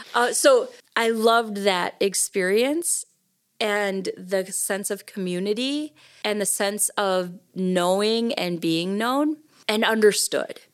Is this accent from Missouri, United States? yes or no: no; Rhinelander, Wisconsin, United States; moved away; also born or lived in Oshkosh, Wisconsin; I grew up in Rhinelander, but Oshkosh is my hometown